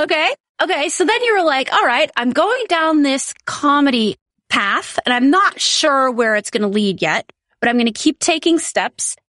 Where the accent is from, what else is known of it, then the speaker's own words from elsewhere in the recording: South Dakota, United States; I grew up in South Dakota, which is very conservative